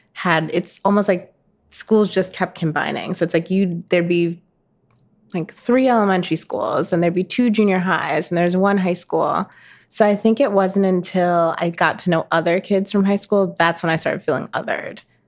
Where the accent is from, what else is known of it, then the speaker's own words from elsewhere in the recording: Minnetonka, Minnesota, United States; moved away; I grew up in Minnetonka, which is a suburb outside of Minneapolis